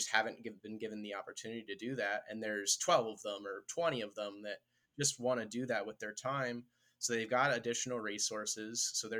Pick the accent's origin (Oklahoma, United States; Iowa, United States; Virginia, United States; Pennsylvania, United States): Pennsylvania, United States; Philadelphia; moved away as an adult; also born or lived in Atlanta; Growing up in Philadelphia